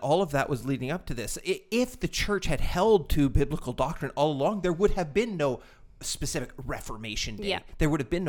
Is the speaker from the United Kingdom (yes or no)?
yes; England, United Kingdom; We're English, Chica. We say Wittenberg.